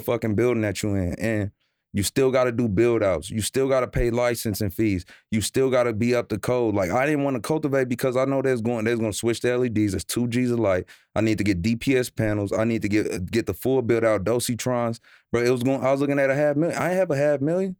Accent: Omaha, Nebraska, United States; now in Los Angeles, United States; I'm from, I'm from Nebraska. I'm from Omaha, Nebraska

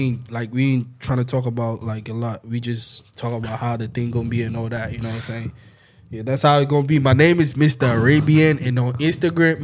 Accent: Ghana; we, Josh and I, we from Ghana

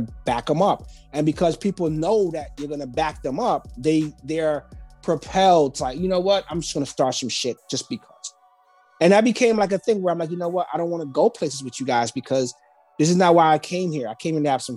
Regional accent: East Orange, New Jersey, United States; I grew up in East Orange, New Jersey, which is a small town in New Jersey

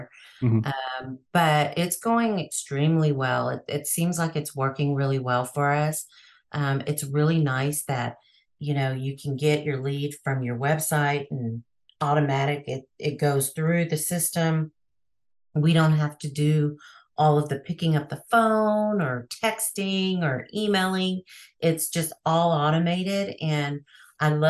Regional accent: Texas, United States; Texas because that's my hometown.

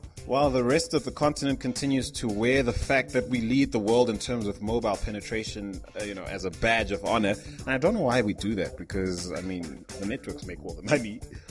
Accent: Zimbabwe; there's a lot to love about Zimbabwe, and I'm not just saying that because it's my home country.

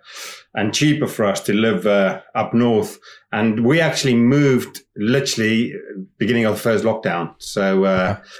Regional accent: South Africa; moved away as an adult; also born or lived in England; now in Scotland, United Kingdom; where I grew up in South Africa

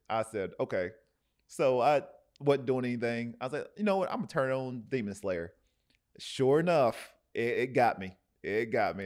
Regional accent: Tennessee, United States; now in Oceanside, United States; I'm originally from, you know, from Tennessee, I'm from the South

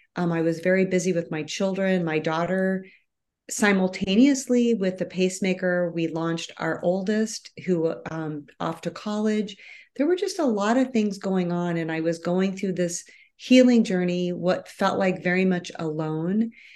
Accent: Midwest, United States; moved away as an adult; I was born and raised in the Midwest

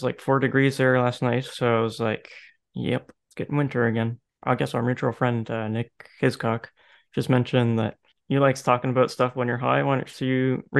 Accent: St. John's, Newfoundland and Labrador, Canada; also born or lived in Prince Edward Island / Edmonton; So I'm from St. John's. I've kind of raised around all Canada, though. And most people, I guess, that are in our friend group would know me from the Bay in Ascension. So, yeah, I mean, I grew up in Newfoundland.

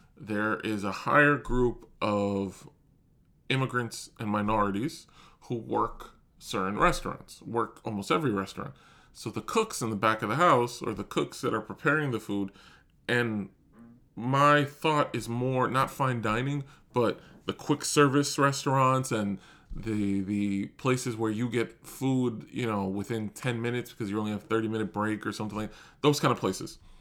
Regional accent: New York, United States; I'm born and raised in New York

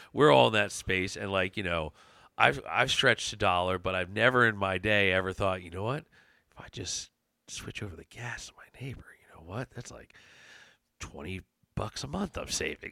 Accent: Chester County, Pennsylvania, United States; I'm from Chester County.

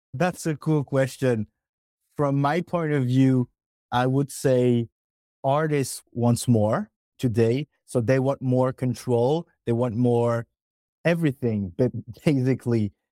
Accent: France; we are from France

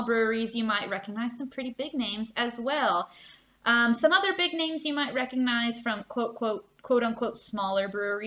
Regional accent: the South, United States; I'm from the South, and we drink a shit ton of Bud Light and Budweiser

